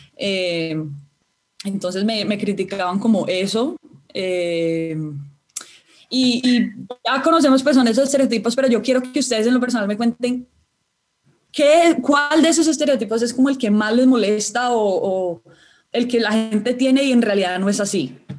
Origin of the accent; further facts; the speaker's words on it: Cali, Valle del Cauca, Colombia; soy nacida en Cali, caleñísima